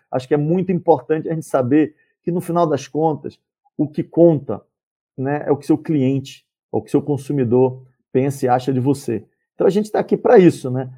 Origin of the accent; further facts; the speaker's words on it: Salvador, Bahia, Brazil; moved away; nasci e fui criado em Salvador